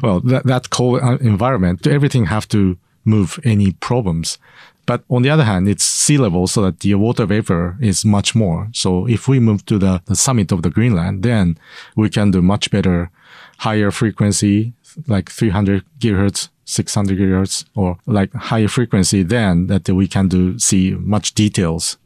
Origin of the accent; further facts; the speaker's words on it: Sendai, Miyagi, Japan; I grew up in Sendai.